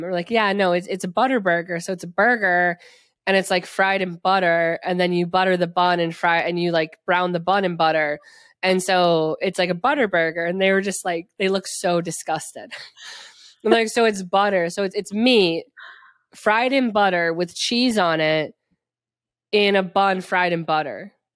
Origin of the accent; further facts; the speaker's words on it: Wisconsin, United States; accent: Wisconsin; also born or lived in New York City; my Wisconsin accent slips in so strong